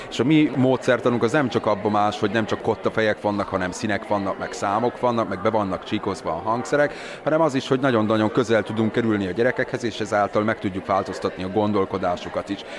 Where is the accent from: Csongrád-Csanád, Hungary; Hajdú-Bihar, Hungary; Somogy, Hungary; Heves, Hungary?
Heves, Hungary; also born or lived in Budapest; Én azért költöztem haza, mert én úgy gondoltam, hogy mindig Heves megyébe fogom megtalálni azt, amit a jó isten nekem szánt